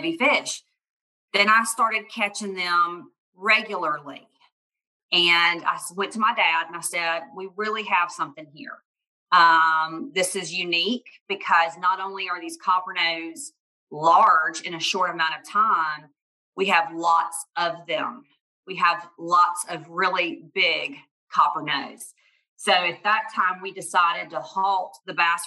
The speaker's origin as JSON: {"language": "English", "town": "Montgomery", "region": "Alabama", "country": "United States", "tie": "born or raised there", "also_born_or_lived": "Huntsville, Alabama", "said": "I grew up in South Alabama in Montgomery. That's where I'm from."}